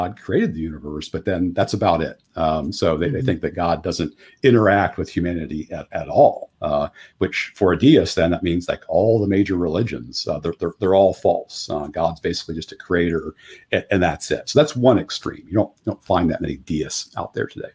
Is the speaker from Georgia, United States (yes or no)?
no; Ohio, United States; I grew up in Ohio, and then I ended up going to Ohio State